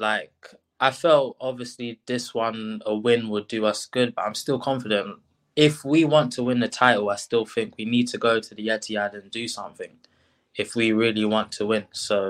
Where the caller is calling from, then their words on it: London, United Kingdom; From South London.